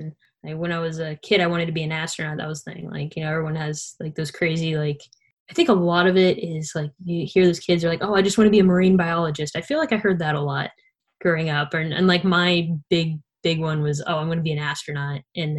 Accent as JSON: {"language": "English", "town": "Columbus", "region": "Ohio", "country": "United States", "tie": "born or raised there", "said": "I'm from Columbus, Ohio."}